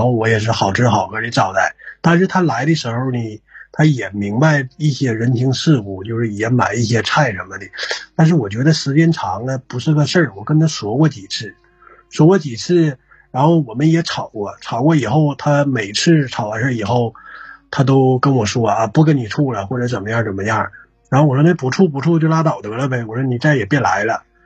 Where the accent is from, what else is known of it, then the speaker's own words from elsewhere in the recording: Northeast China, China; accent: Northeastern; 按照咱们东北话说